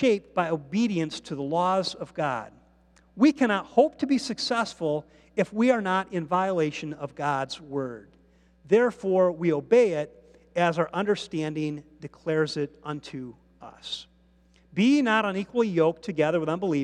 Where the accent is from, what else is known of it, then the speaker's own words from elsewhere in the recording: United States; the blessings of being an American